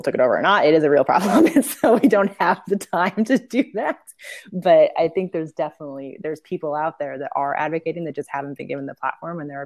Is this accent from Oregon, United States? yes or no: yes; Portland, Oregon, United States; I grew up in Portland too